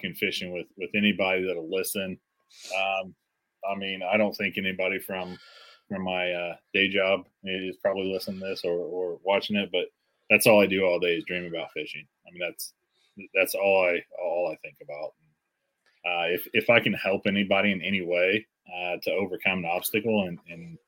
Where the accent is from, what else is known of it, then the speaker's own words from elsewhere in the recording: North Central Indiana, United States; I'm from North Central Indiana, so just above Indianapolis.